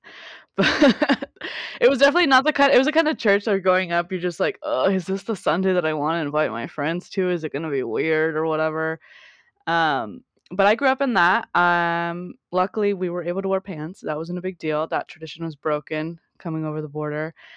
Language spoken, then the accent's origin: English; South Gate, California, United States; I grew up in Southern California, Southgate specifically, um, on the eastern, southern side of L